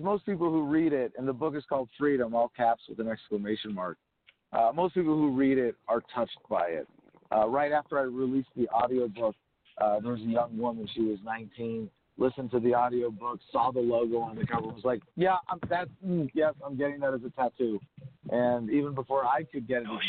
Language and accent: English; California, United States; I was born and raised mostly in California